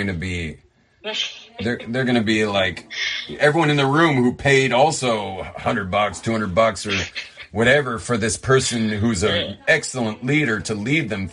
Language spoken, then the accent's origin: English; Los Angeles, California, United States; I'm from